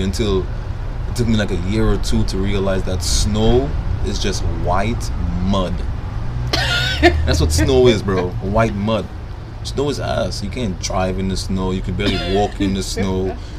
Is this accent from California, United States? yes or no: no; Brooklyn, New York, United States; born there; I was born in Brooklyn, you know, I was born here. It's just that my family's from the Caribbean, the island, St. Lucia